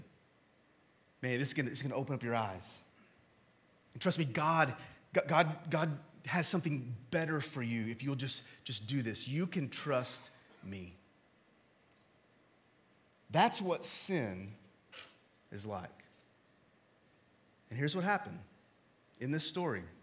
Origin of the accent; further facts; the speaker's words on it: Texas, United States; I'm from Texas